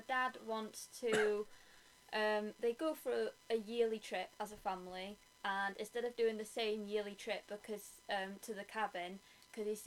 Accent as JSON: {"language": "English", "area": "Welsh", "region": "Wales", "country": "United Kingdom", "said": "I'm Welsh."}